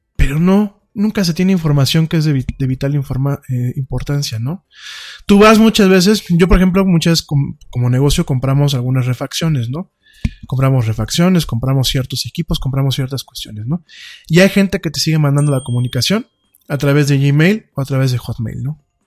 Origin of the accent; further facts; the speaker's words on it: Mexico; somos los mexicanos como muchos otros pueblos, somos gente muy barata